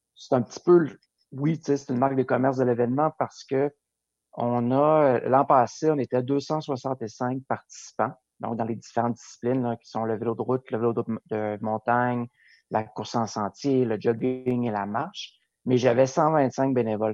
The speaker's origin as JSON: {"language": "French", "town": "Lac-Beauport", "region": "Quebec", "country": "Canada", "tie": "born or raised there", "also_born_or_lived": "Montreal", "said": "j'ai vécu mon enfance à Lac-Beauport"}